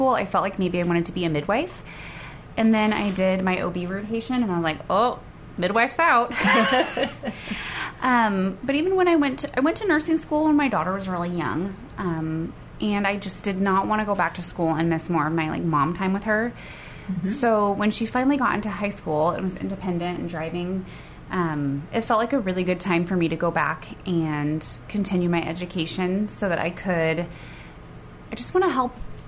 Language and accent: English; Willamette Valley, Newberg and McMinnville, Oregon, United States; moved away as an adult; now in Hermiston, United States; I've lived in Oregon my whole life. I came here from Willamette Valley area, Newburgh and McMinnville